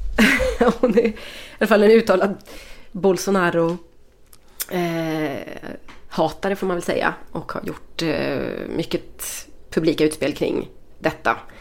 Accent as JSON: {"language": "Swedish", "area": "Västergötland", "region": "Västra Götaland", "country": "Sweden", "said": "vi är tre västgötar"}